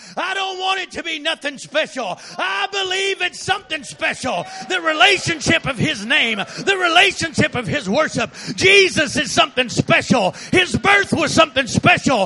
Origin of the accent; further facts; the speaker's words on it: Texas, United States; I'm from Texas